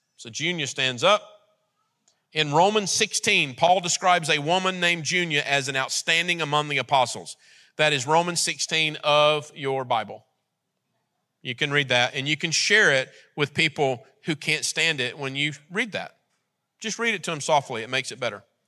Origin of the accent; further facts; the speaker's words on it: United States; we're American.